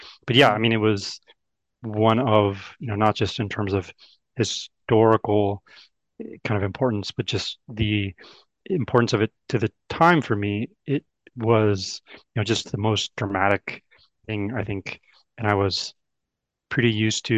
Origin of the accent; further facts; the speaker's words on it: Oakland, California, United States; I grew up in Oakland